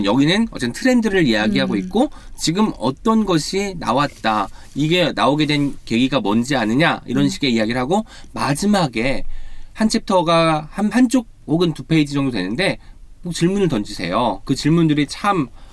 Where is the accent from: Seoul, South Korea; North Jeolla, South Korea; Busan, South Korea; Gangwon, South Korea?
North Jeolla, South Korea; Jeonju; moved away; 제가 또 전주가 고향입니다.